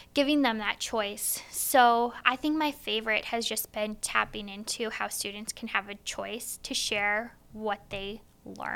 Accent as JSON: {"language": "English", "town": "Wheatland", "region": "Iowa", "country": "United States"}